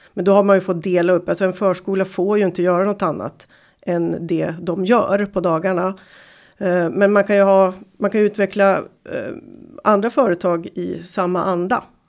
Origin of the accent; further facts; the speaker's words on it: Timrå, Västernorrland County, Sweden; Jag kommer från Timrå